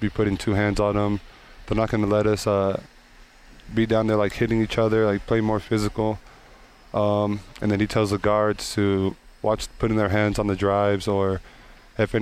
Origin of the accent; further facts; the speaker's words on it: Las Cruces, New Mexico, United States; my hometown